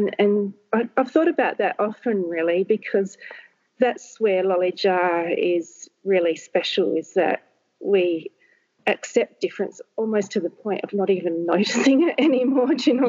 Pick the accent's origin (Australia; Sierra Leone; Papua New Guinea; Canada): Papua New Guinea; born there; So I was born in Papua New Guinea, where both my parents were teachers.